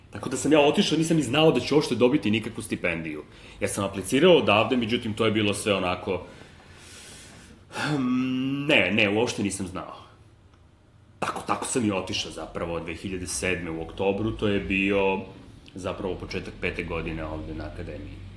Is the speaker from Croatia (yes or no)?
no; Belgrade, Serbia; moved away as an adult; also born or lived in The Hague; ovde kod nas u Beogradu.